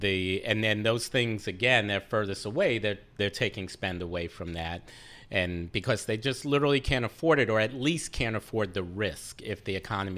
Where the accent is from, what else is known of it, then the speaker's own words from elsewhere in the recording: New York, United States; As a New Yorker.